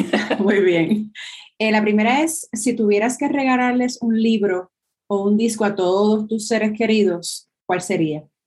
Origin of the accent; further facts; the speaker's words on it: Puerto Rico; a nosotros como pueblo puertorriqueño